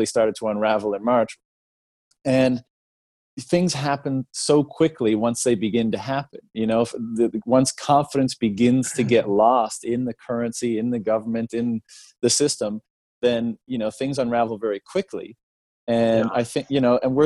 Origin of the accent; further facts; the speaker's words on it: Canada; I come from Canada